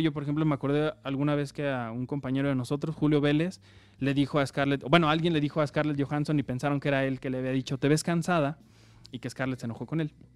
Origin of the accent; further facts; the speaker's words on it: Mexico; soy de México